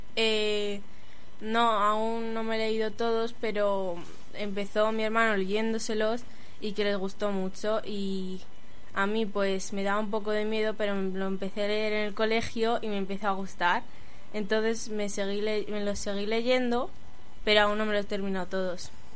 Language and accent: Spanish; Navas del Rey, Community of Madrid, Spain; Yo soy aquí, de Navas